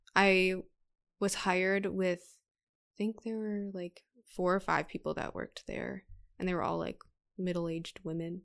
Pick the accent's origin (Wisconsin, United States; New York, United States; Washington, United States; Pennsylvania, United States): Wisconsin, United States; Brookfield; I grew up in Brookfield